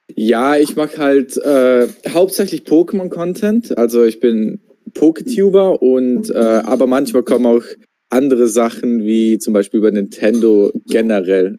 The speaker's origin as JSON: {"language": "German", "country": "Austria", "said": "ich komme ja aus, äh, ich komme ja aus Österreich"}